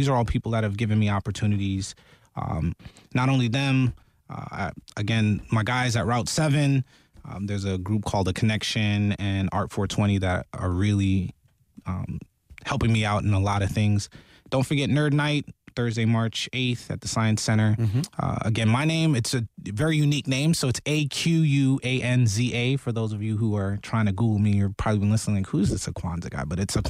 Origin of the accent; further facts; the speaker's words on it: New York City, New York, United States; My hometown.